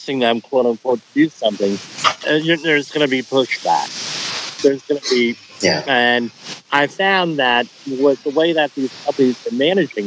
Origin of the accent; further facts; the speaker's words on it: Colonia, New Jersey, United States; Colonia, New Jersey, my hometown, it's part of Woodbridge Township